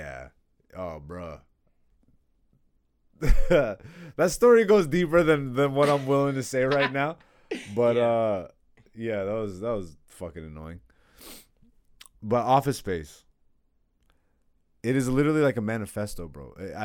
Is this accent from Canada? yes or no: yes; Hamilton, Ontario, Canada; But growing up in Hamilton, like I was in Hamilton